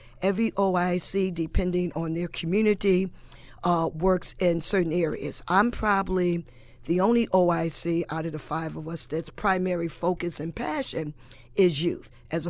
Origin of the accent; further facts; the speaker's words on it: Hartford, Connecticut, United States; now in New Britain, United States; I'm originally from Hartford, and we could not do what we do in New Britain and Hartford. And that's just my opinion, but growing up there, I know it was not done.